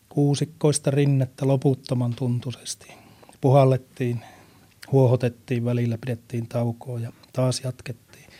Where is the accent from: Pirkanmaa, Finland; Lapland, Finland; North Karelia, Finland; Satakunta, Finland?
Lapland, Finland; meillä Lapissa